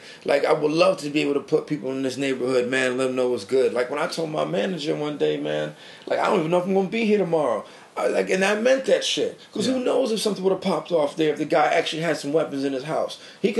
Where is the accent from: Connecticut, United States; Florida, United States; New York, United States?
Connecticut, United States; New Britain; now in Hartford, United States; I live in Hartford, you know, but I'm from New Britain. I'm born and raised.